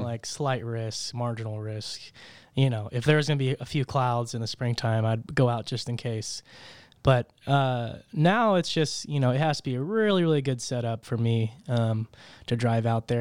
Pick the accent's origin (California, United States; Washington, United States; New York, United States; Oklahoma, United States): Oklahoma, United States; Tulsa; also born or lived in Broken Arrow, Oklahoma; from Tulsa, right here, born and raised.